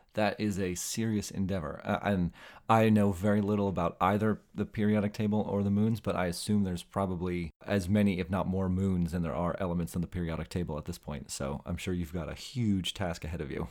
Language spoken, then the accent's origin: English; New Jersey, United States; The Sopranos, uh, was filmed literally in my hometown